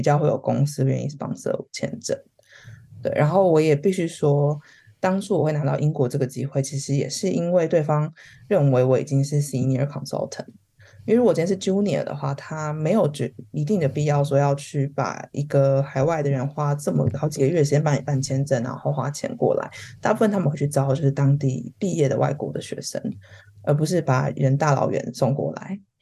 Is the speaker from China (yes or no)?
no; Taiwan; moved away as an adult; now in London, United Kingdom; 是我们自己身为台湾人，然后想找跑到一个人家全部都讲英文的地方